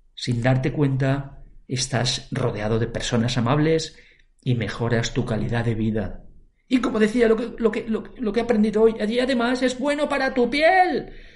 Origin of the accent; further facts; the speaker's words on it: Valencia, Valencian Community, Spain; soy de Valencia, en Valencia mm, hablamos el valenciano